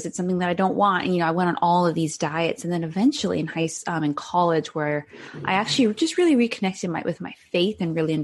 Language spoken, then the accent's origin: English; Cayman Islands; moved away; I'm originally from the Cayman Islands in the Caribbean